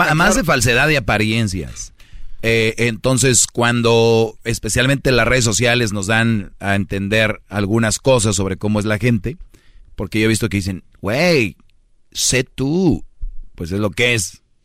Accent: Mexico; now in United States

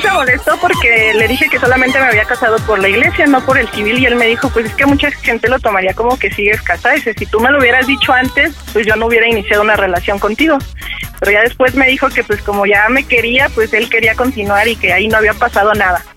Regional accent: Mexico City, Mexico; soy de la Ciudad de México, en la Gustavo Madero

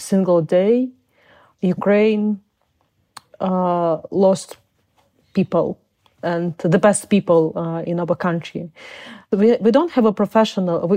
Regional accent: Uzbekistan; born there; English is a second language; also born or lived in Crimea; I was born in Soviet uh, Union. I was born in Uzbekistan, uh, and uh, because people of my nation were terribly deported by Stalin in order of Stalin

